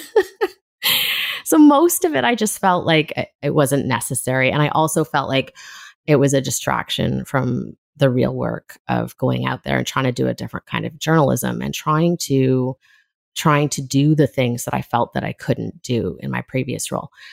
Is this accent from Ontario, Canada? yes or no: no; Left Coast, British Columbia, Canada; kind of strange mix that I grew up in on the Left Coast